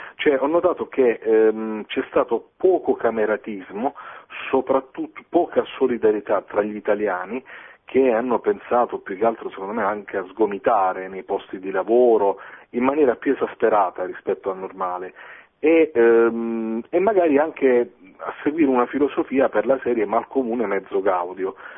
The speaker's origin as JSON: {"language": "Italian", "town": "Foggia", "region": "Apulia", "country": "Italy", "also_born_or_lived": "Bologna", "moved": "yes", "said": "io sono di Foggia, eh, sono stato quasi 14 anni a Bologna, e dai miei compaesani"}